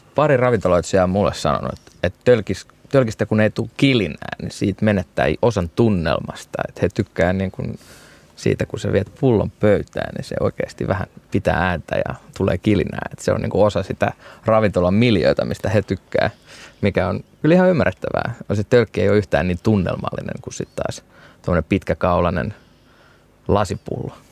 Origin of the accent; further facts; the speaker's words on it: Turku, Southwest Finland, Finland; moved away as an adult; now in Bordeaux, France; Turusta, mistä mä oon kotoisin